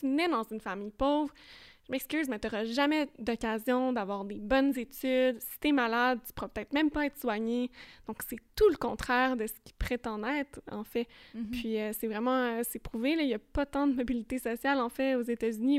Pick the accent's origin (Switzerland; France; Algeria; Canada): Canada; Longueuil, Quebec; chez nous à Longueuil